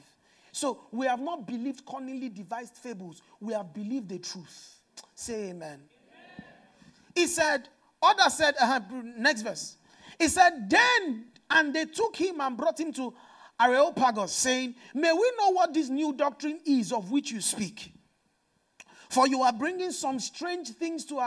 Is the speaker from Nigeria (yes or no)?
yes; Nigeria; I'm from Nigeria